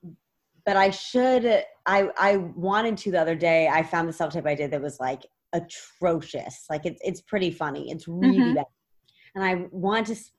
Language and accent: English; New York, United States; I grew up in New York